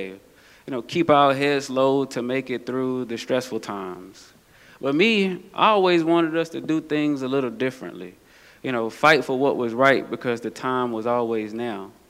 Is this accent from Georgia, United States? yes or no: yes; Atlanta, Georgia, United States; accent: southern; As you can tell by my swag or my southern accent, that seems to be quickly fading away, that I grew up in the South, the heart of Atlanta, Georgia, to be exact.